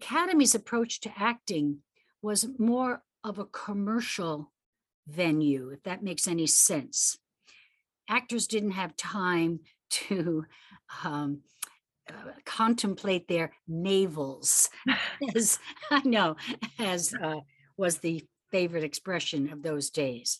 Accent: New York City, New York, United States; growing up in the Bronx

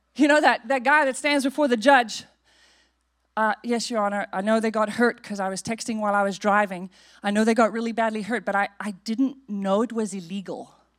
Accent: South Africa; now in United States; we grew up in South Africa

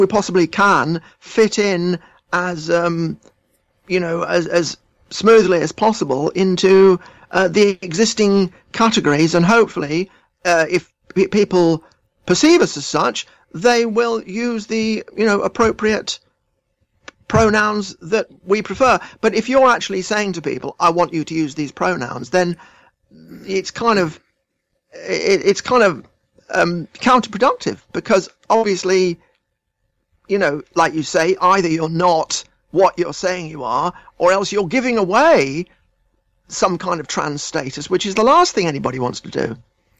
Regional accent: England, United Kingdom; I identify as English because I am English

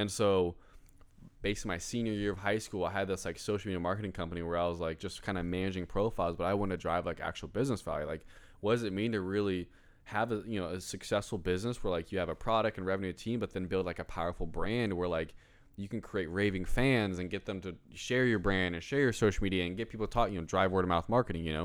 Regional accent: Greenwood, Indiana, United States; I was born in Greenwood, Indi-, Indiana

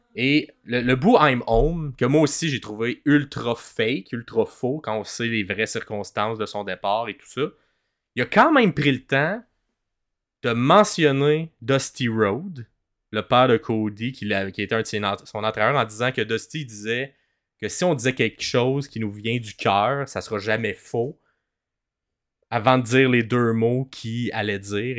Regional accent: Montreal, Quebec, Canada; on est francophone, on vient de Montréal, euh, puis de la région, de la province du Québec.

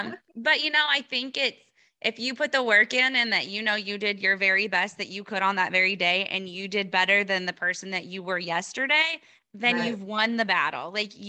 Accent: Iowa, United States; So we're from Iowa and we're not going to the Iowa Expo, Iowa Beef Expo

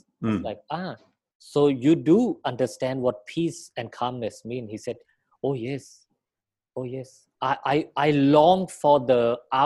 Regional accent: Thailand; I am Thai. I was born in Thailand

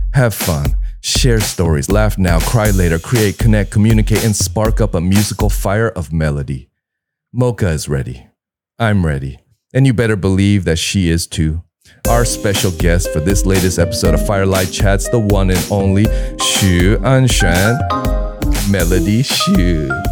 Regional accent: Southern California, United States; now in Taiwan; growing up in Southern Cali

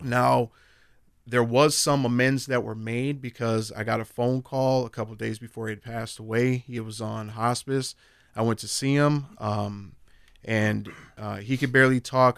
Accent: Minneapolis, Minnesota, United States; I grew up in North Minneapolis

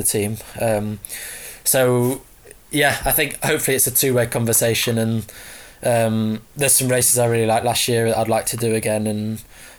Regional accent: Barton-le-Clay, East of England, United Kingdom; I've been in Barton Le Clos

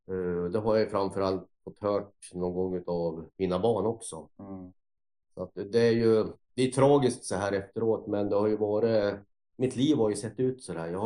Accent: Gävle, Gävleborg County, Sweden; also born or lived in Sandviken; Ja, jag är ju uppväxt till en början en kort tid eh, utanför Sandviken. Då. Sen så växte jag upp i Gävle fram till lekis. Då bodde jag med min mamma.

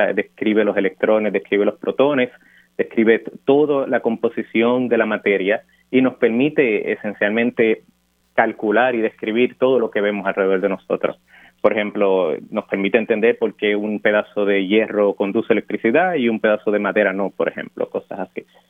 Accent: Dorado, Puerto Rico; moved away as an adult; also born or lived in Urbana-Champaign, Illinois; yo nací y me crié en Dorado

